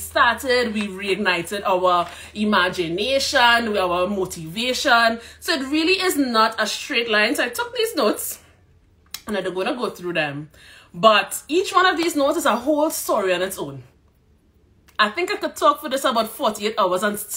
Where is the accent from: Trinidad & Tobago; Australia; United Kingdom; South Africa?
Trinidad & Tobago; moved away as an adult; also born or lived in Calgary, Alberta, Canada; now in Edmonton, Canada; I am from Trinidad and Tobago.